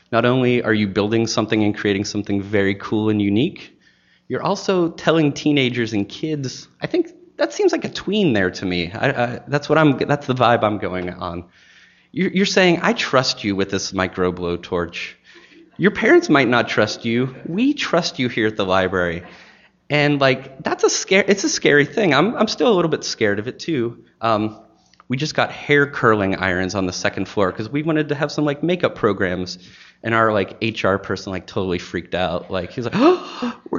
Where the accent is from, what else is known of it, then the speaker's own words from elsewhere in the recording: Maine, United States; now in Chattanooga, United States; I came from Maine to Chattanooga